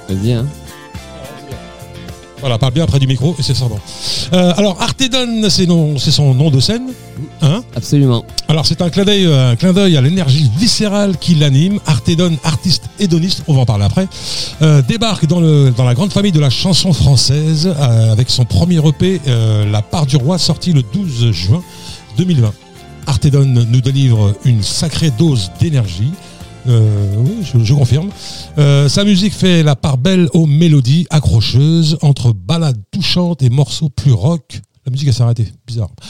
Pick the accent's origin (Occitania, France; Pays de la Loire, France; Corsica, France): Occitania, France; Toulouse; Ouais, j'ai grandi à Toulouse.